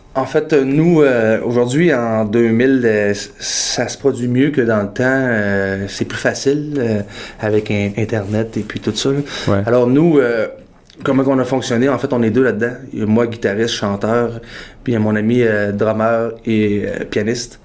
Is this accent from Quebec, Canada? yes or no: yes; Quebec, Canada; also born or lived in Toronto; now in Montreal, Canada; j'ai grandi au Lac-Saint-Jean